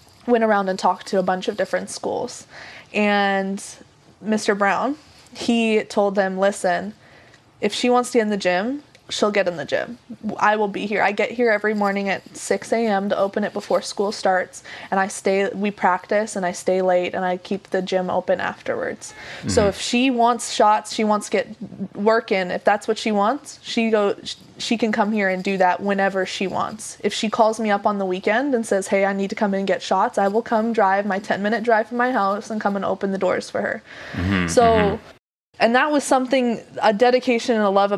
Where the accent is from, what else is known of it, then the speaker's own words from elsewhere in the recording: Vancouver area, British Columbia, Canada; moved away as an adult; also born or lived in Prince George / Abbotsford / Coquitlam / Langley; I was born in Vancouver. Then for like the first couple years of elementary school, I was in Prince George. Then we came back. We were in Abbotsford for a while. And then we moved to Coquitlam